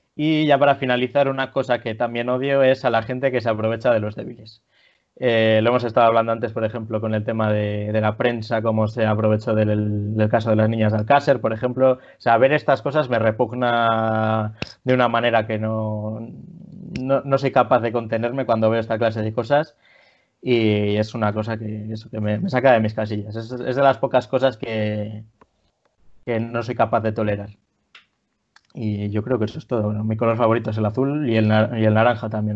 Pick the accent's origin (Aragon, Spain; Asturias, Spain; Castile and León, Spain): Castile and León, Spain; Villerías de Campos; also born or lived in Palencia; mi pueblo es Villerías de Campos, aquí en Palencia